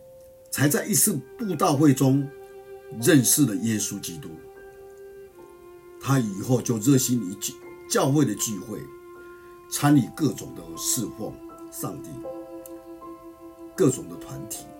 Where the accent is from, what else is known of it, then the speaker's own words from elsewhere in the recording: Miaoli County, Taiwan; 在我的家乡苗栗县